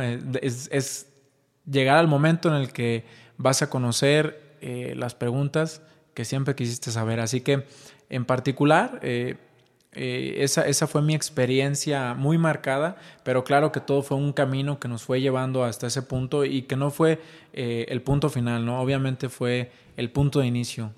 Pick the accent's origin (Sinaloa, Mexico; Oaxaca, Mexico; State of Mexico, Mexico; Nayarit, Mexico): Nayarit, Mexico; Ixtlán del Río; now in Guadalajara, Mexico; Soy mexicano, soy nacido en Ixtlán del Río Nayarit, orgullosamente, pero actualmente radicamos en Guadalajara, Jalisco